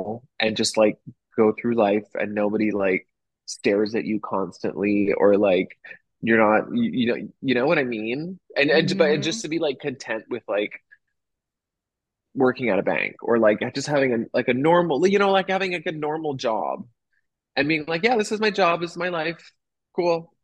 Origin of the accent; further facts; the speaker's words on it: Toronto, Ontario, Canada; moved away as an adult; also born or lived in Nashville / Los Angeles; now in Chicago, United States; I grew up in Toronto, in a little suburb of Toronto called Etobicoke.